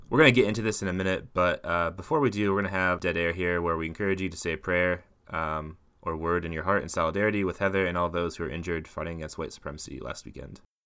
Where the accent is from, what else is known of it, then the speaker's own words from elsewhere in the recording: Midwest, United States; I'm from the Midwest